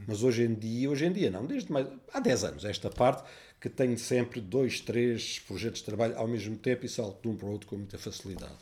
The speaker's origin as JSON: {"language": "Portuguese", "town": "Évora", "region": "Alentejo", "country": "Portugal", "tie": "born or raised there", "also_born_or_lived": "Amsterdam", "moved": "yes", "said": "eu nasci em Évora"}